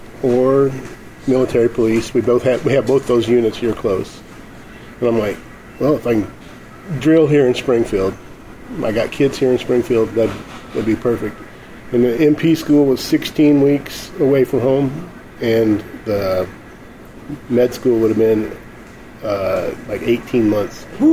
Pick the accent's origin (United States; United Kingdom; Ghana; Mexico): Mexico; Well, I grew up in Mexico. I spent 8 years in Mexico as a missionary kid.